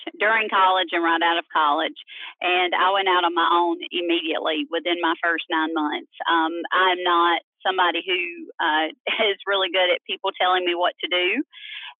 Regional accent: Myrtle Beach, South Carolina, United States; now in Greenville, United States; I'm from Myrtle Beach originally, South Carolina

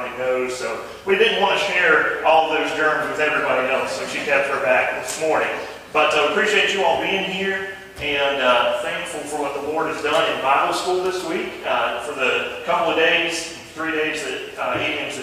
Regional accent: Todd, North Carolina, United States; we're from Ashe County here, grew up over in Todd

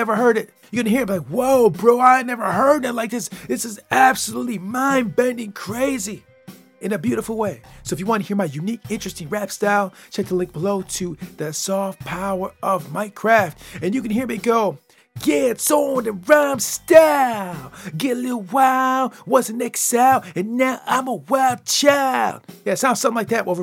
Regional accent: Michigan, United States; I'm from Michigan, baby. That's where I'm from. And when you come from Michigan and grow up in the Midwest

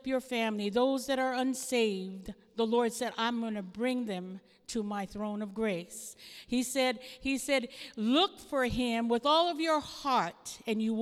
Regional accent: Hawaii, United States; moved away; I come from Hawaii.

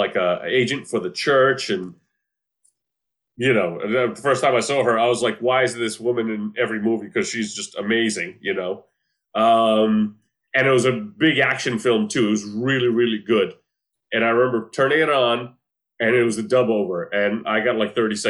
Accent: Croatia; now in United States; growing up in the former Yugoslavia, growing up in Croatia

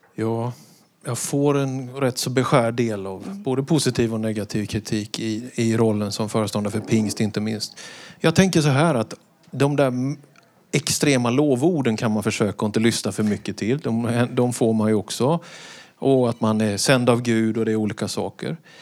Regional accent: Vetlanda, Jönköping County, Sweden; Det var så hemma i Vetlanda på studenten att en student fick hålla ett tal

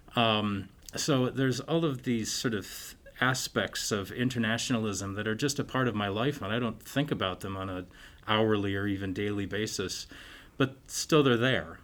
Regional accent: Stillwater, Minnesota, United States; moved away as an adult; also born or lived in Chicago / Northern Ireland / Barcelona / London; now in Sioux Falls, United States; I'm originally from Stillwater, Minnesota

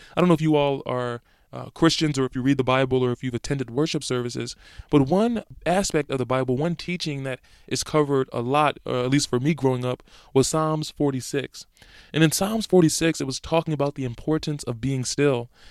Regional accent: Philadelphia, Pennsylvania, United States; moved away; my hometown of Philadelphia

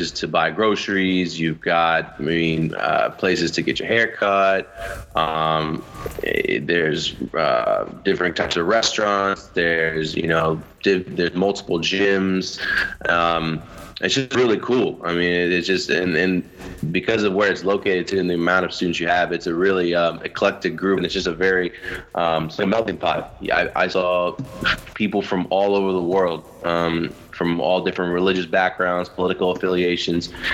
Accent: Fort Myers, Florida, United States; where I grew up in Fort Myers

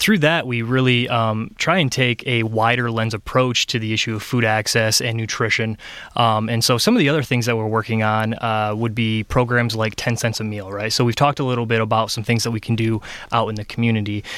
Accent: Ionia, Michigan, United States; also born or lived in Mount Pleasant, Michigan / Lansing, Michigan; born and raised in Michigan. I'm from Ionia originally.

